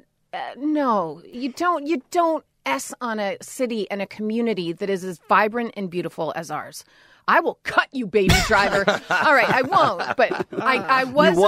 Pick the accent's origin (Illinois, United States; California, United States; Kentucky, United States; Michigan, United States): California, United States; Los Angeles; born or raised there